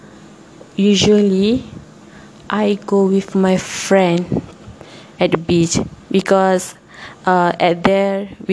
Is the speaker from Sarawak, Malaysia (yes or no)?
no; Kuala Terengganu, Terengganu, Malaysia; English is a second language; moved away as an adult; now in Tanjung Malim, Malaysia; my hometown, which is Terengganu, Kuala Terengganu, Terengganu